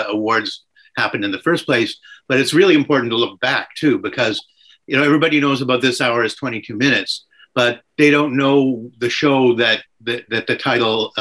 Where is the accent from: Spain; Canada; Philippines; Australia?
Canada; I was from Canada